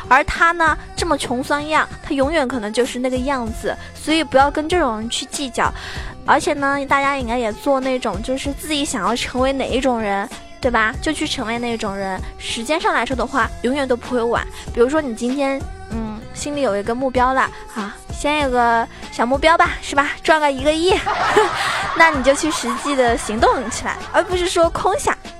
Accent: Zhejiang, China; now in Shanghai, China; 我是浙江人，但是呢，我自己是住在上海

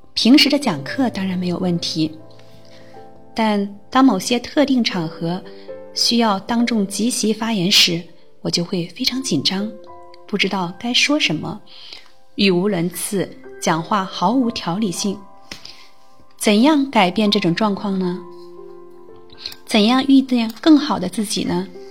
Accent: Shandong, China; 我来自山东，是名有着二十多年教龄的小学老师

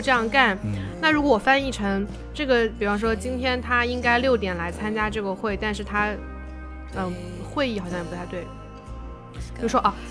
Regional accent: Suzhou, Jiangsu, China; 我们苏州人说话，喜欢加鸭， 喜欢加蛙

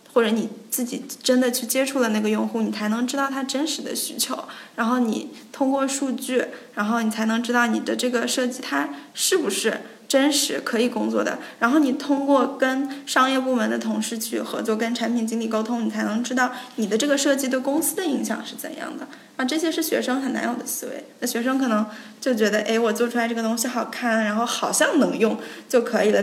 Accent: China; moved away as an adult; 我们中国人可能就聚个餐

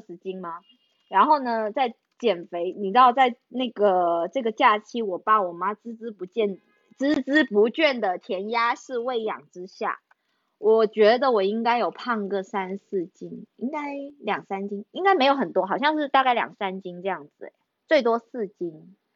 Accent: Guangdong, China; 我们这种乡下地方的小孩，每一次看到广州省城的那个春节节目呢

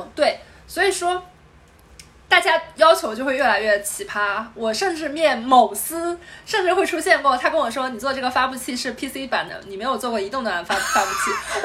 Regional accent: southern China, China; moved away as an adult; now in Beijing, China; 我是一个南方人

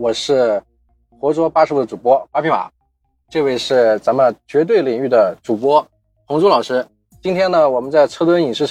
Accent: Nanjing, Jiangsu, China; 我是南京人

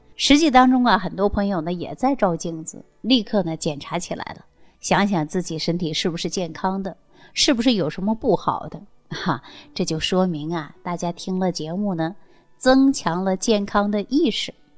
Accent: China; 我们中国人的皮肤呢，大部分呢都是有点偏黄

